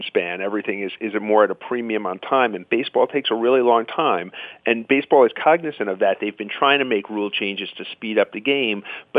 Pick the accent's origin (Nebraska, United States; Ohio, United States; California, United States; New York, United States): New York, United States; now in New England, United States; I grew up in Queens